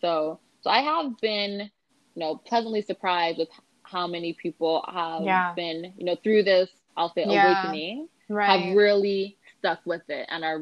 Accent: Los Angeles, California, United States; I'm from Los Angeles.

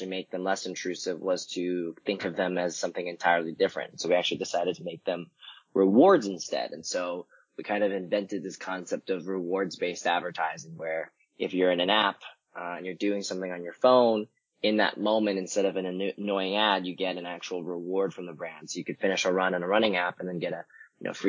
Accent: Vancouver, British Columbia, Canada; moved away as an adult; now in San Francisco, United States; I was born and raised in Canada, in Vancouver. I moved down to San Francisco right after I'd graduated college.

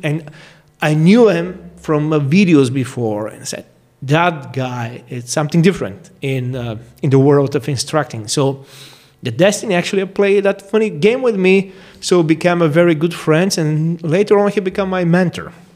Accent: Bulgaria; now in St. George, United States; I'm originally from Bulgaria, but uh, currently I live in St. George, Utah, in United States

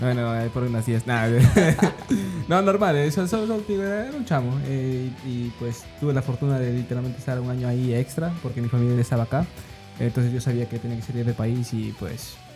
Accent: Ecuador; now in United States; yo crecí en Ecuador

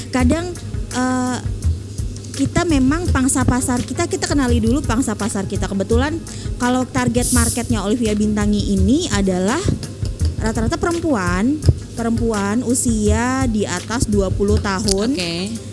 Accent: Palangkaraya, Central Kalimantan, Indonesia; SMP itu di uh, Kalimantan Tengah tepatnya kota Palangkaraya.

